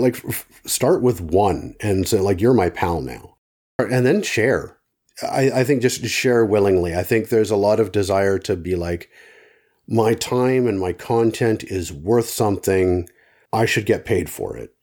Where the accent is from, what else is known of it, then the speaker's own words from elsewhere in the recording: Canada; as a Canadian